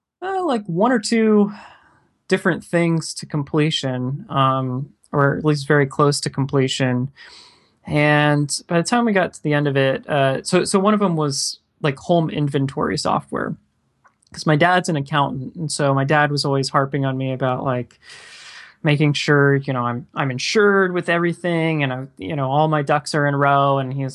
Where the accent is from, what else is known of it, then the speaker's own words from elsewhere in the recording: Clearwater, Florida, United States; now in Orlando, United States; I still am in Orlando. So I've been in Orlando about 10 years. But I grew up in Clearwater, Florida. So yeah, so didn't go far.